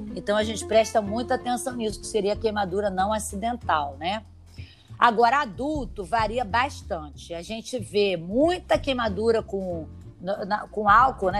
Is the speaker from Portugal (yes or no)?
no; Rio de Janeiro, Brazil; also born or lived in São Paulo; Eu sou paulista, mas eu, eu sempre morei aqui no Rio.